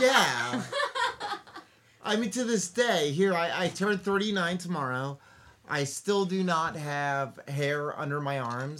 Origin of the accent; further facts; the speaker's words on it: Sonoma County, California, United States; I grew up out here in Sonoma County.